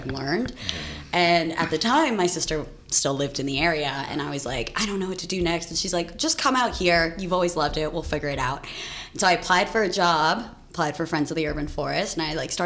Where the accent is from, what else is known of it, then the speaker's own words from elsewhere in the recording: Riverside, California, United States; moved away as an adult; now in San Francisco, United States; I was born in Riverside, California. So born and raised in SoCal